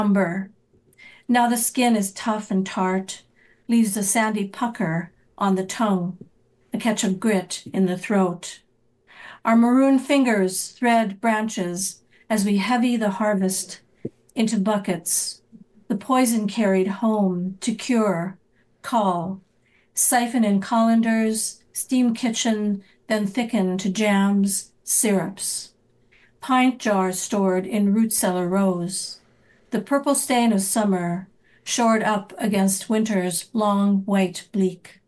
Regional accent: North Dakota, United States; now in Iowa, United States; where I grew up in North Dakota

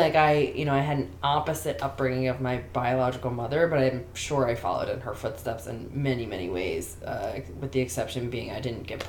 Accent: Baltimore, Maryland, United States; moved away as an adult; also born or lived in Washington, D.C. / New York / Prescott, Arizona; now in Los Angeles, United States; I'm from Baltimore, everyone's negative.

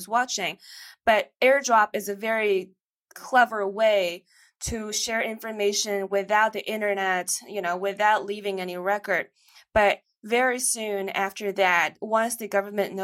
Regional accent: China; moved away; born and raised in China and remain very connected to China

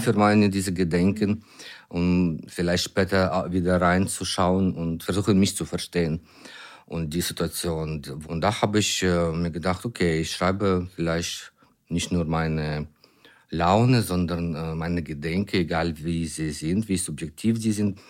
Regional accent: Ukraine; German is a second language; also born or lived in near Düsseldorf; Ich bin ein Ukrainer, äh, ein Dramatiker aus der Ukraine

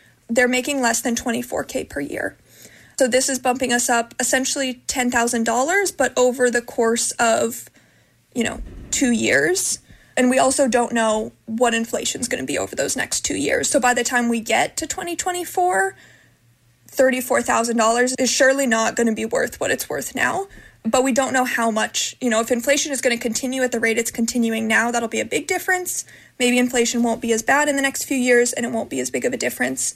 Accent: Ohio, United States; moved away as an adult; now in California, United States; I'm from Ohio. I moved here during the first year

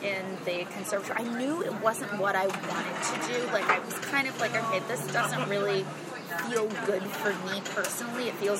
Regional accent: Boston, Massachusetts, United States; moved away as an adult; also born or lived in Michigan; now in New York City, United States; originally from Boston. Originally, you know, I grew up in the sort of Boston metro area. Did all my studying at Northern Conservatory.

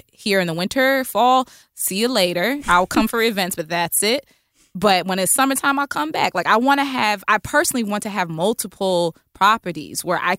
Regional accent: New York City, New York, United States; I know I don't want to live in New York. I'm from Brooklyn. I'm from East New York, but I don't necessarily want to be here all my life.

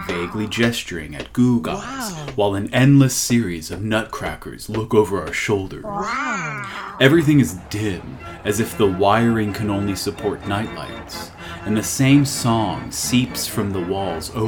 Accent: Miami, Florida, United States; we're from Miami

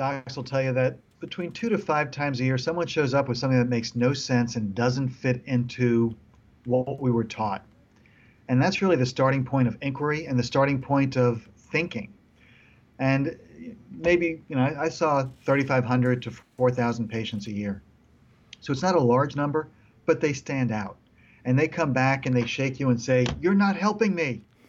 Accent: New York, United States; also born or lived in Israel; I came from New York, finished elementary school in Israel.

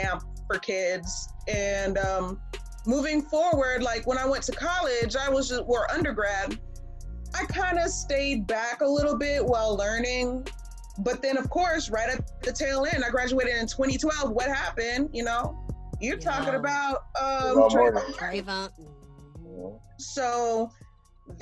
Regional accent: Charlotte, North Carolina, United States; growing up in Charlotte, North Carolina

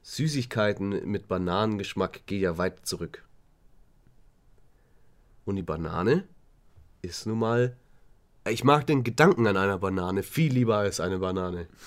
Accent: Swabia, Germany; Ich komme ja, ja aus Schwaben, ich bin Sparfuchs.

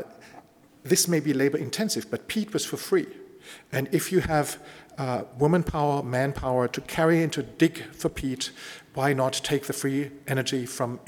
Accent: Bavaria, Germany; I come from Bavaria

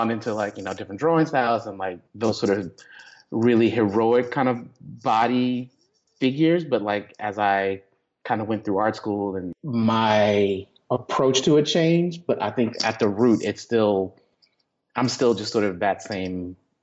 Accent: Texas, United States; I grew up Baptist in Texas

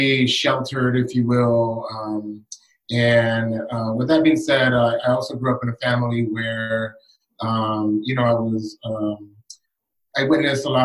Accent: Los Angeles, California, United States; I was born and raised in Southeast Los Angeles

